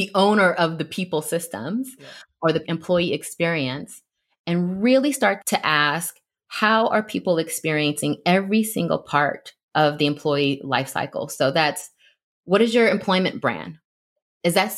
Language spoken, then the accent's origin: English; Bay Area, California, United States; being a Black woman growing up in the Bay Area